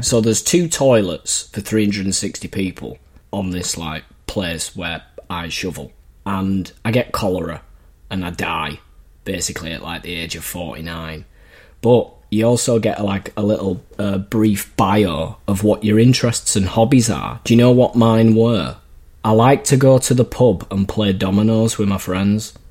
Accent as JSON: {"language": "English", "town": "Leeds", "region": "Yorkshire and the Humber", "country": "United Kingdom", "tie": "born or raised there", "moved": "yes", "said": "I went over to Leeds, my hometown"}